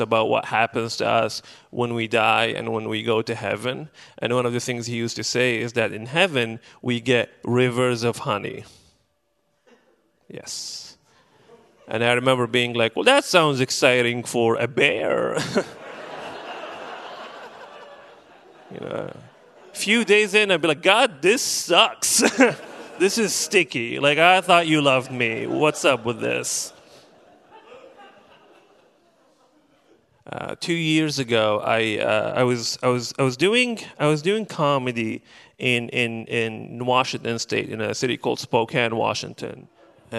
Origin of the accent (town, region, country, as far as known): Benghazi, Cyrenaica, Libya; moved away as an adult; now in Portland, United States